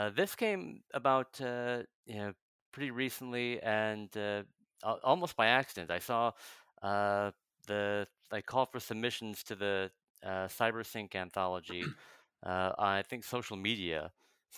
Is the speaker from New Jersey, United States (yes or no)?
yes; New Jersey, United States; now in Chicago, United States; I'm I'm originally from uh, New Jersey